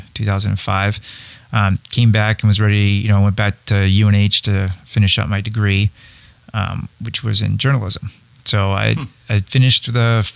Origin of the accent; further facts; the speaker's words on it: Windham, New Hampshire, United States; also born or lived in Nashua, New Hampshire; I was born in New Hampshire, Nashua, New Hampshire. I grew up in Windham